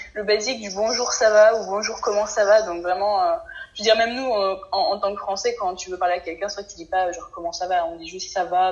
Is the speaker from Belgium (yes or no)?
no; France; en tant que français